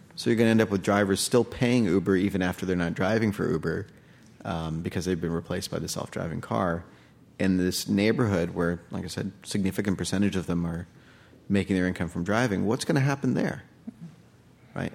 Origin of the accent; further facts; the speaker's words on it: United States; also born or lived in India; now in New York, United States; I was born in the States